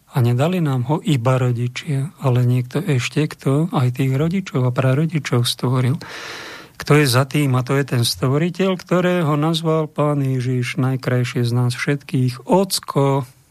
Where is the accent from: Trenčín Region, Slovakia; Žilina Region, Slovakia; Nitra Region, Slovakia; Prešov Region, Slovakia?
Trenčín Region, Slovakia; Bojnice; v mojom rodnom meste